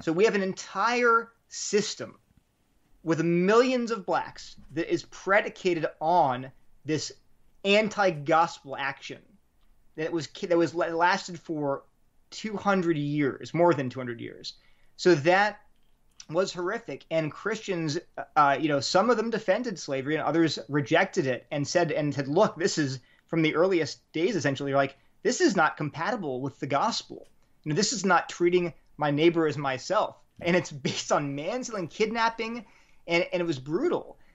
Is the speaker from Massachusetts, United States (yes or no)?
no; Delaware, United States; also born or lived in New Haven, Connecticut / Berkeley, California; now in Durham, United States; I grew up in Delaware